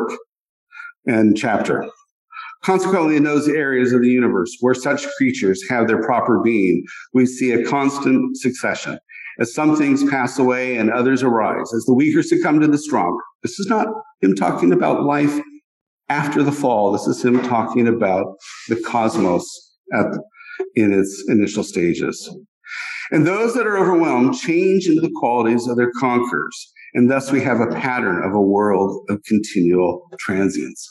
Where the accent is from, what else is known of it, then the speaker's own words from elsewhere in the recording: Colorado Rockies, United States; I grew up in the Colorado Rockies where there were many rattlesnakes